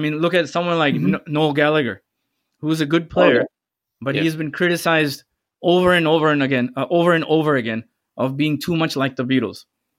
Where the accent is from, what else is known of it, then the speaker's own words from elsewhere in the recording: Saudi Arabia; Growing up in Saudi Arabia, there was only two bands, … and …, right?